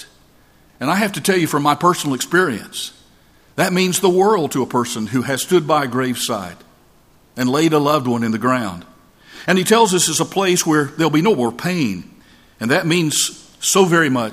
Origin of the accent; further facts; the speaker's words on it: North Georgia Mountains, United States; moved away; I'm from the North Georgia Mountains